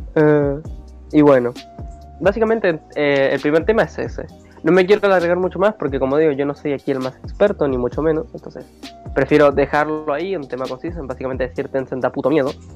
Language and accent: Spanish; Buenos Aires, Argentina; yo soy de Buenos Aires